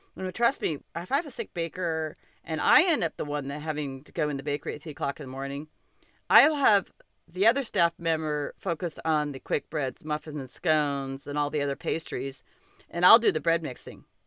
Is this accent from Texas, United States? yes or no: no; Montana, United States; I'm from Montana